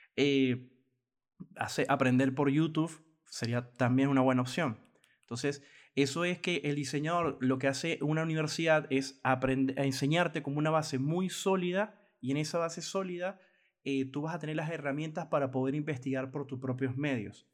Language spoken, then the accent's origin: Spanish; Venezuela; en mi país Venezuela